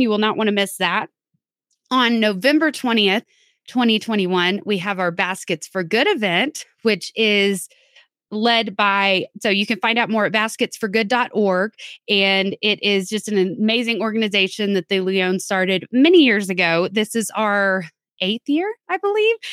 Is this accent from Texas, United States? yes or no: yes; Texas, United States; I'm from Texas